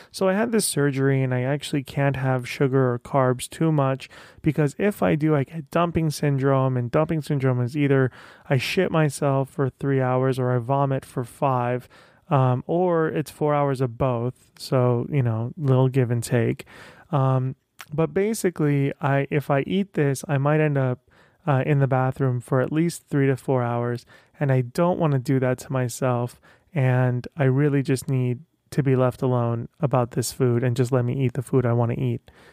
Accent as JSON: {"language": "English", "town": "Tehran", "region": "Tehran Province", "country": "Iran", "tie": "born or raised there", "moved": "yes", "said": "I'm, uh, originally from Iran. I was born in Tehran"}